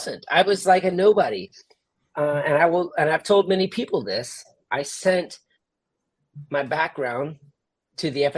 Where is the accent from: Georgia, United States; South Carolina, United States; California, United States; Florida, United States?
Florida, United States; Jacksonville; my hometown